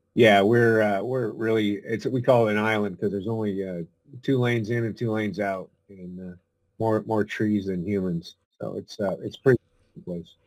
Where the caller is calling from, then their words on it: Arcata, California, United States; I'm calling in from Arcata, California, which is uh, up in the very northern part in the redwoods